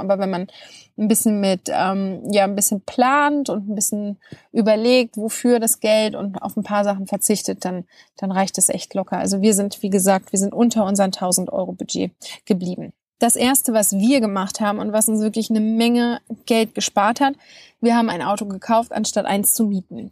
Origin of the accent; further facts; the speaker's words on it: Germany; bei uns in Deutschland